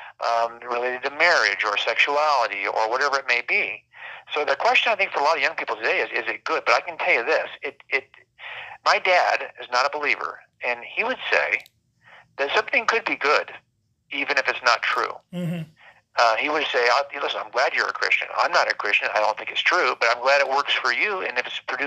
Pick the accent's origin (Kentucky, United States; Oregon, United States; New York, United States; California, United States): California, United States; Los Angeles County, Southern; I was raised in Los Angeles County here in Southern California